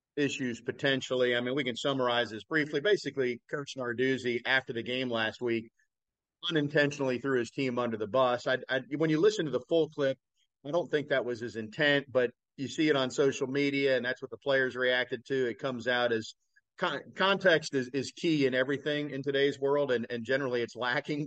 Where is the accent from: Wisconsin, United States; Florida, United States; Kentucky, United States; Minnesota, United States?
Florida, United States; South; I grew up in South Florida